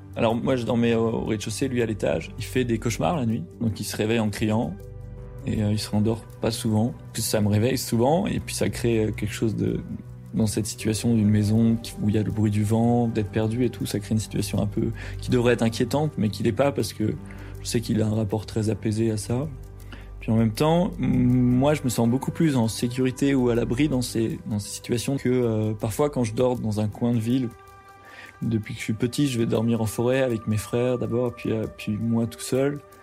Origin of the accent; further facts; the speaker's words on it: France; quand on est français et qu'on part à l'étranger